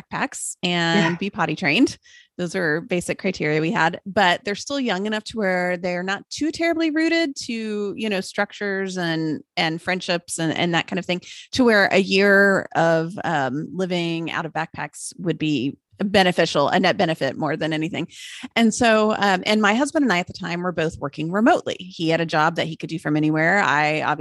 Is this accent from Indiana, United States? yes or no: no; Austin, Texas, United States; I'm just north of Austin, which is where I grew up. That was my hometown